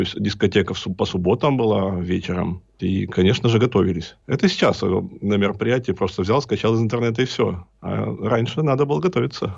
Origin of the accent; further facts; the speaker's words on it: Berezniki, Perm Krai, Russia; now in Perm, Russia; Родом я из города Березники. Это северный Перми, Пермский край.